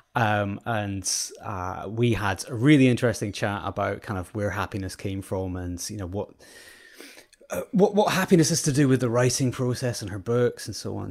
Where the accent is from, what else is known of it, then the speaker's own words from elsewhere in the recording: Scotland, United Kingdom; I was brought up in Scotland